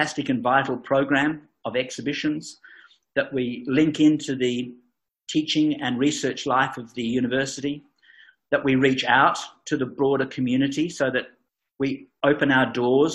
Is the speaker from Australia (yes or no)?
yes; Geraldton, Western Australia, Australia; I came back because this really was home for me. And I was born in Geraldton, in fact.